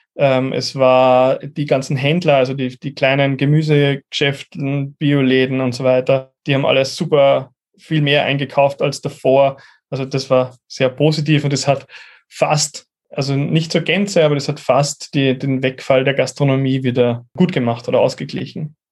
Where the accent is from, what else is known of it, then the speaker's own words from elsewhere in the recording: Upper Austria, Austria; moved away as an adult; now in Vienna, Austria; gebürtig aus Oberösterreich, lebe aber seit zehn Jahren in Wien